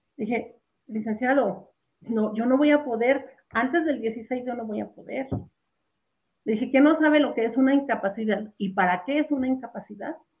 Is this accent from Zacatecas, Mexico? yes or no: yes; Jerez, Zacatecas, Mexico; yo estaba en la comunidad de donde soy, soy de Jerez